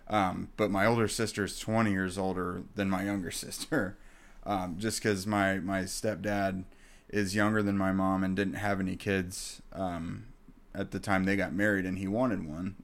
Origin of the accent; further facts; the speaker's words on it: Indiana, United States; I grew up in Indiana